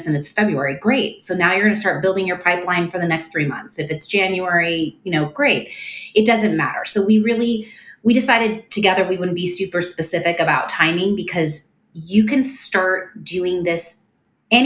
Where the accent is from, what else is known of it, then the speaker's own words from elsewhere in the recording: Canada; now in United States; I am Canadian and my husband is Australian